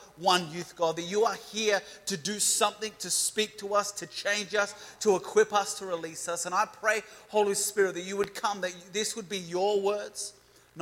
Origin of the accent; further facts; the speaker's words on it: Adelaide, South Australia, Australia; I'm from Seaford in Adelaide